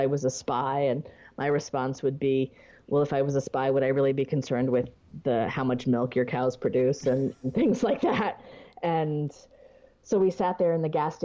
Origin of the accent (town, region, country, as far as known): United States